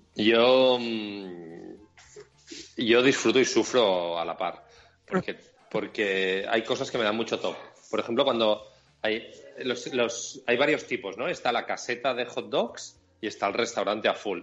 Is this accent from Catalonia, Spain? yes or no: yes; Catalonia, Spain; como somos catalanes, o yo soy catalán